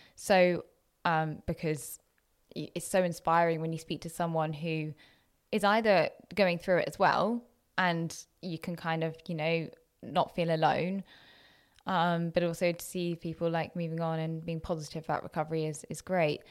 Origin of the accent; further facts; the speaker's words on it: Jersey; moved away as an adult; also born or lived in Loughborough, England / Leicester, England; I had been so used to being in my little bubble of Jersey, of really quite monocultural, to be honest.